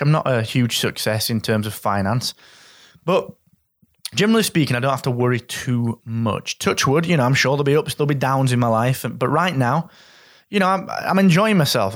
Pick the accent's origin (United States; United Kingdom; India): United Kingdom; Yorkshire and the Humber; As a Yorkshireman